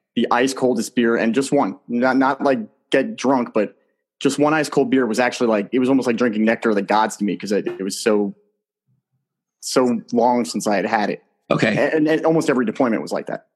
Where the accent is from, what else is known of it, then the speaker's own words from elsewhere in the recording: New Jersey, United States; growing up in New Jersey in that community